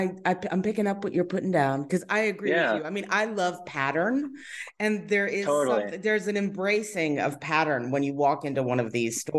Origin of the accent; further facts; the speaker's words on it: New York, United States; I am. I'm from Long Island originally, so there definitely were delis out there. And you know, I definitely partook in deli culture from an early age.